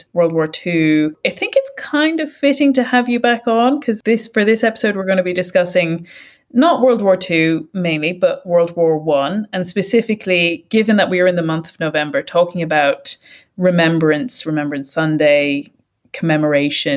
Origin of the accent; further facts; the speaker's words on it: Ireland; we're speaking as Irish people